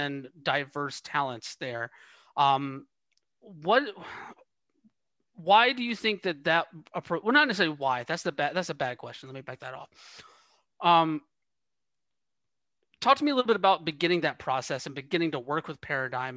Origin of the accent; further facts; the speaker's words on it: Georgia, United States; moved away as an adult; also born or lived in Atlanta; now in West Coast, United States; I'm from Georgia originally. I lived in that Atlanta area for like 11 years or so